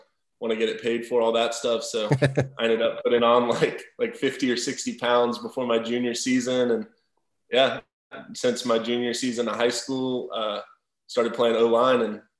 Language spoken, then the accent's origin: English; Frisco, Texas, United States; So, yeah, I grew up in Frisco, Texas my whole life. Went to Frisco High, like you said.